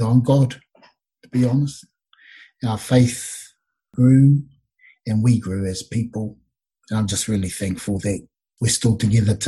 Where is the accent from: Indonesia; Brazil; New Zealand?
New Zealand; we were raised in the Ratana Church, where all those things just reinforced how awesome it is to be Māori